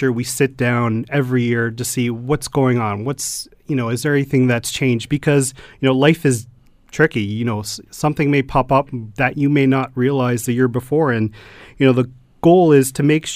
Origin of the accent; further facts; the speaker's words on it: Stoney Creek, Ontario, Canada; I grew up in Stoney Creek all my life and, you know, and married and children now